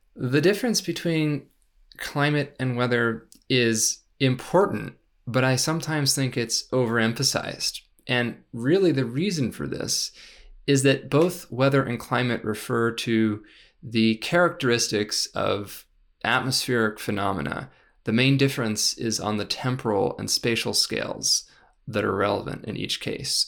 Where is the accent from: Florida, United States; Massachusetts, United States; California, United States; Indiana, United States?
California, United States; San Rafael; moved away as an adult; also born or lived in San Francisco / Davis / Stanford / Los Angeles; I, I, I grew up, uh, in, in San Rafael for, for the most part, uh, after a few years in San Francisco.